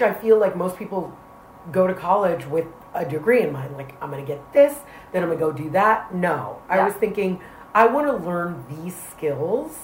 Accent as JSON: {"language": "English", "town": "New York City", "region": "New York", "country": "United States", "tie": "born or raised there", "said": "I grew up in the South Bronx in an area called Soundview"}